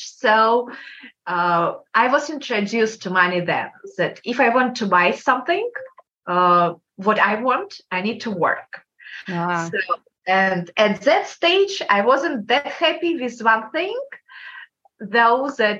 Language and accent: English; Kazakhstan; English is a second language; Kazakhstan. It's country between Russia and China.